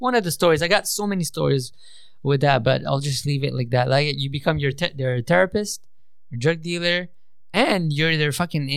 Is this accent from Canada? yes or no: yes; Canada; I grew up in Canada